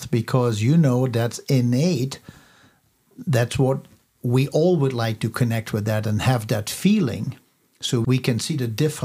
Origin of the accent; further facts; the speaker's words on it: Netherlands; now in United States; I was born in the Netherlands.